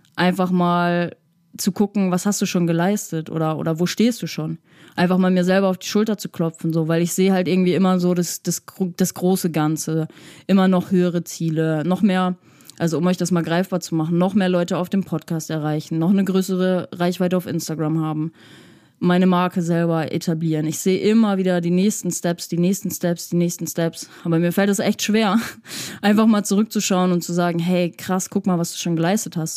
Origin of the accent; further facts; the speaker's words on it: Hamburg, Germany; ich komme aus der Psytrance Hochburg Hamburg